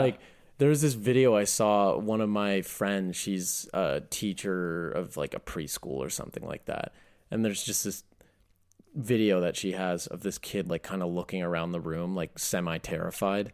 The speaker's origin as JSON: {"language": "English", "region": "East Coast", "country": "United States", "tie": "born or raised there", "said": "I grew up in the East Coast."}